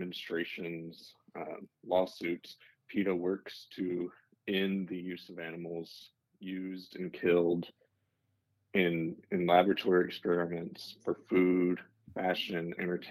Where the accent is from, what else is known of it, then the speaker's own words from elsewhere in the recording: Arkansas, United States; now in Texas, United States; I am based in Texas. I grew up in Arkansas.